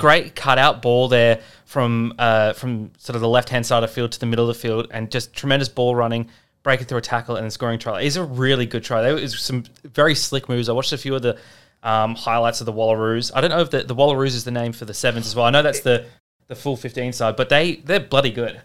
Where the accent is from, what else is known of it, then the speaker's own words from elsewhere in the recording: Australia; as an Australian